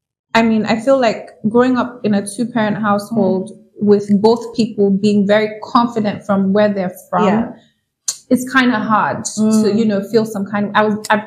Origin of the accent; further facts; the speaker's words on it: New York, United States; Well, my parents are from Nigeria, but I'm from New York.